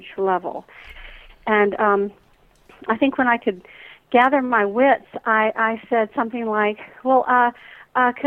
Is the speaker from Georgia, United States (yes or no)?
yes; Atlanta, Georgia, United States; growing up in the Deep South here in Atlanta, right. Georgia